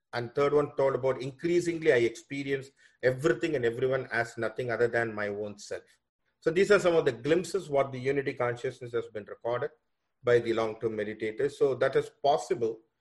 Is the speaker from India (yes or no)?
yes; India; also born or lived in Fairfield, Iowa, United States; now in Toronto, Canada; I was born from India. Basically, I'm now I'm in Canada, Toronto, uh, working in a college here as a professor.